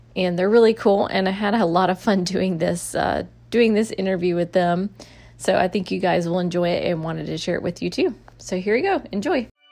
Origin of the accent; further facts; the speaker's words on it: Mobile, Alabama, United States; moved away as an adult; now in St. Petersburg, United States; I'm originally from Mobile, Alabama, and born and raised.